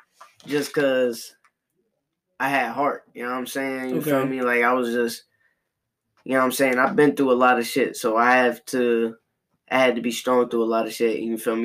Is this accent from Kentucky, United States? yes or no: no; Long Branch, New Jersey, United States; also born or lived in AP; I'm from AP, you know what I'm saying? But I also grew up in Long Branch too, you feel me?